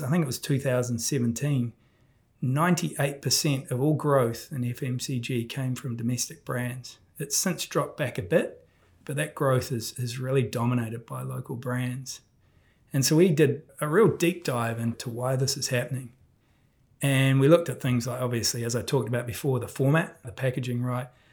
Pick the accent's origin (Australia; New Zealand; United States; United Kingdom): New Zealand; being a Kiwi